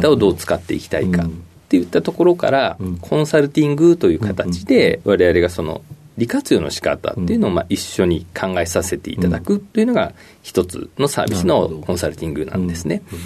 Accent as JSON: {"language": "Japanese", "town": "Maebashi", "region": "Gunma", "country": "Japan", "tie": "born or raised there", "said": "群馬県の前橋市になります。"}